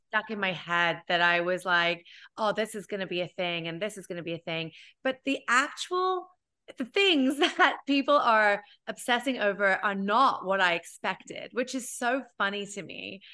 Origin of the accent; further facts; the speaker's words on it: United Kingdom; now in New York, United States; I'm British, B, I'm Indian